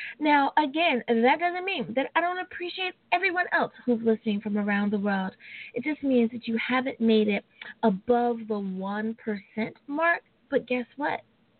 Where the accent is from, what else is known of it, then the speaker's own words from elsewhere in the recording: United States; my home country. Woohoo! The United States of America.